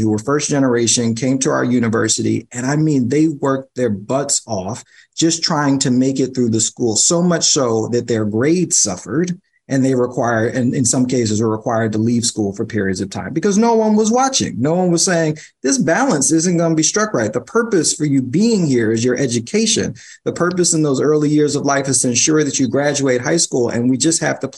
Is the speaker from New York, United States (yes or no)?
yes; New York City, New York, United States; I'm a New Yorker